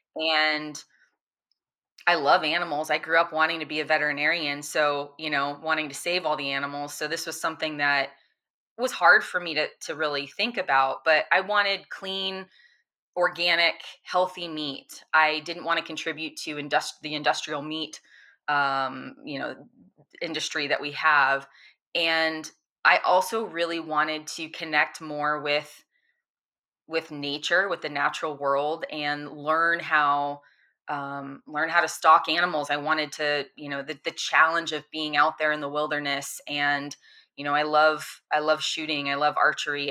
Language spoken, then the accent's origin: English; Florida, United States; born or raised there